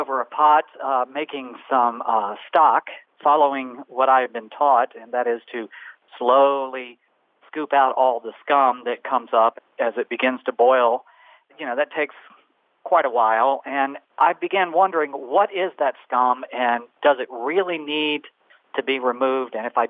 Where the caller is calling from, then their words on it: Naples, Florida, United States; I'm calling from Naples, Florida.